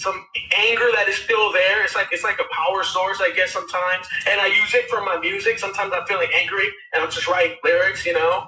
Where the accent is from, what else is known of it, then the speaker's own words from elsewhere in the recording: Westchester, California, United States; I grew up in Westchester, California